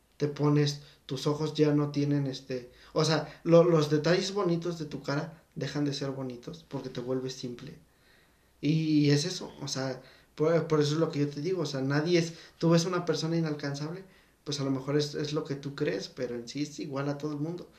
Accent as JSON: {"language": "Spanish", "country": "Mexico", "said": "somos mexicanos"}